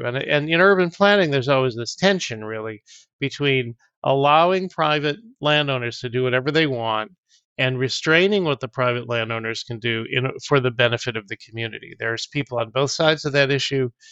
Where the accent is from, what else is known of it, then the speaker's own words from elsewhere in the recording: Auburn, New York, United States; moved away; also born or lived in Ventura, California; I grew up in Auburn, New York, which is in the Finger Lakes.